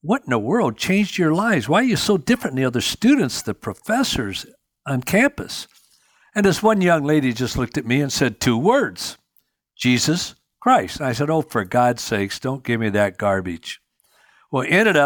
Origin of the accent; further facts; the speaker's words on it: Union City, Michigan, United States; I grew up in Union City, Michigan